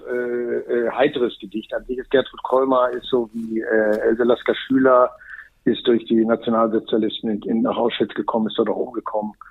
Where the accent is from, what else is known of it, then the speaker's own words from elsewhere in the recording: North Rhine-Westphalia, Germany; Ich komme aus dem Ruhrgebiet, wir sind nicht sehr sensibel. Wir spielen bei jedem Wetter.